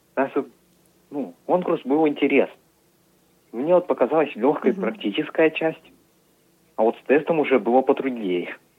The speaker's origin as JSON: {"language": "Russian", "area": "Uporovsky District", "region": "Tyumen Oblast", "country": "Russia", "said": "Я из Упоровского района"}